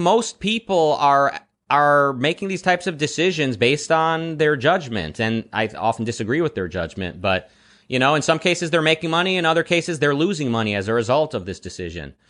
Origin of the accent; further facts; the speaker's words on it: Detroit, Michigan, United States; moved away as an adult; also born or lived in Israel; now in Los Angeles, United States; So I was born in Israel. I lived in Detroit, uh, through my teen years and through my twenties, mostly, and now I'm in L